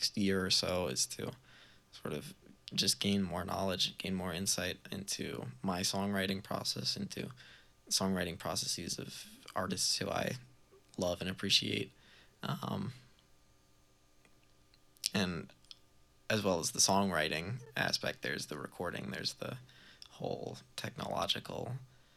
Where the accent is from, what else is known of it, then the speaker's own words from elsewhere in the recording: Baltimore, Maryland, United States; moved away as an adult; now in Burlington, United States; growing up in Baltimore, I was always really, like, attracted to the scene that they had down there, that we had down there